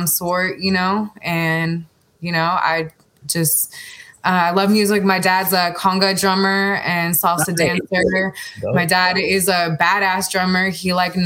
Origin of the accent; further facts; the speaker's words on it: San Francisco, California, United States; I'm from San Francisco, California. I've lived many places, but I'm back in the Bay living right now.